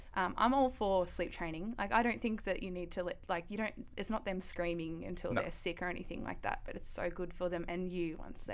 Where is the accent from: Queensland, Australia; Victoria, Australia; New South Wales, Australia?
Victoria, Australia; Ballarat; Yep, Ballarat. Yeah, I was raised by two really young parents.